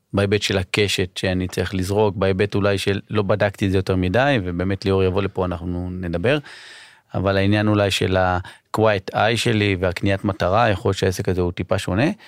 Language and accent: Hebrew; Israel; אני ישראלי